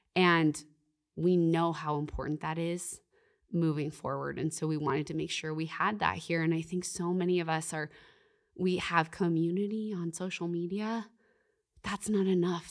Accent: Canada; I'm Canadian.

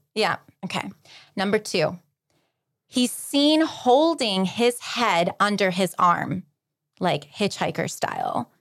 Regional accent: alongside Lake Erie, small-town Ohio, United States; I grew up in Podunk, Little Ohio, alongside Lake Erie

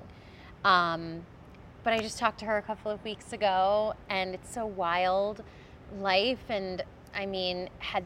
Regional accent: New York City, New York, United States; I was born in the Bronx.

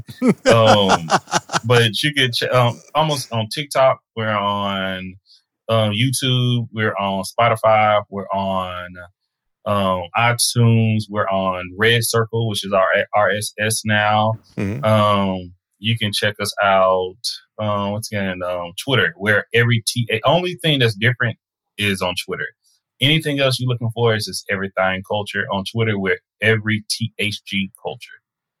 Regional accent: Texas, United States; accent: Louisiana accent; Because once again, I'm from East Texas, which is close to the Shreveport, Louisiana. So we have kind of a Louisiana accent, but not New Orleans accent. It's very unique.

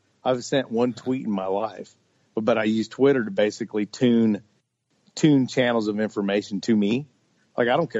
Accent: Fort Riley, Kansas, United States; I was born on Fort Riley, which is not very far from where you are right now

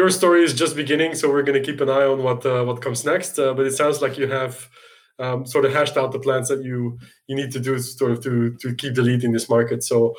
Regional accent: Brussels, Brussels-Capital Region, Belgium; my hometown, Brussels, plays a role in your history.

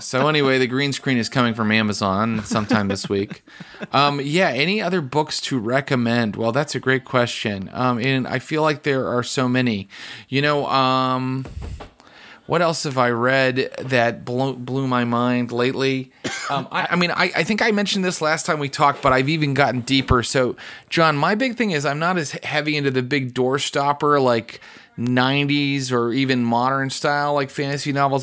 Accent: West Virginia, United States; where I grew up, West Virginia

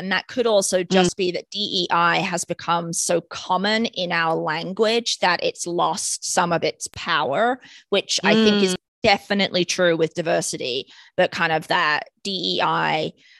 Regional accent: United Kingdom; Growing up in Britain, singing that song in school assembly and stuff.

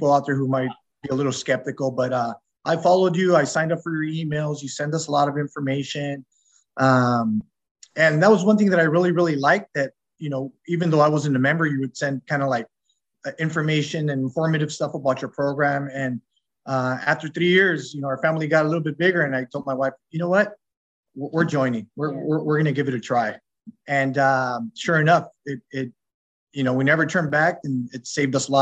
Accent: Southern California, United States; We're from Southern California. We lived here all our lives, so we're natives.

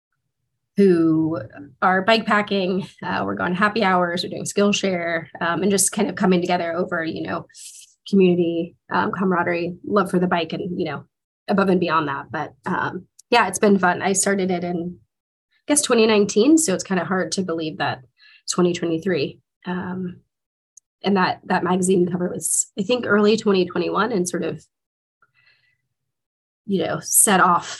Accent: Dallas, Texas, United States; moved away as an adult; also born or lived in Washington, D.C. / Atlanta; growing up in Dallas, Texas

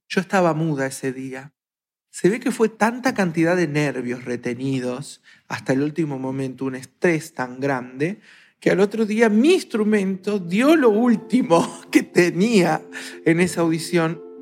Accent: Argentina; soy argentina

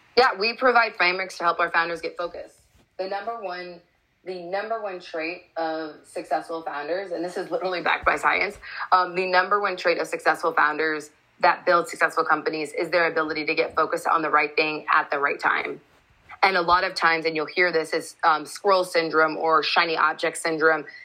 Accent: Seattle, Washington, United States; moved away as an adult; also born or lived in Chicago; I grew up in the Seattle area

